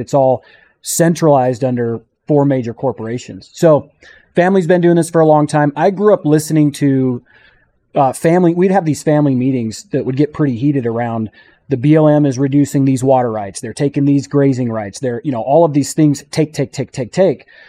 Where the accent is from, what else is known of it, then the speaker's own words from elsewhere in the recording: St. George, Utah, United States; I'm from Saint George, Utah